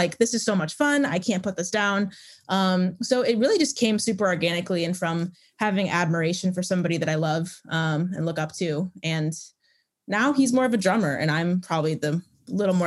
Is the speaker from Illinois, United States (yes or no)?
yes; Chicago, Illinois, United States; now in Nashville, United States; I live in Nashville. I'm from Chicagoland originally.